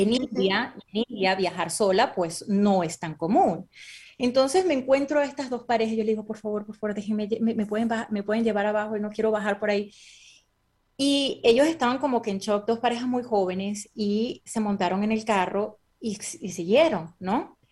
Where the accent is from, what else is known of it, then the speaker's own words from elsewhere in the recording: Venezuela; moved away; also born or lived in Caracas, Venezuela / Boston, United States; yo realmente me crié en un pueblo que es petrolero que se llama Naco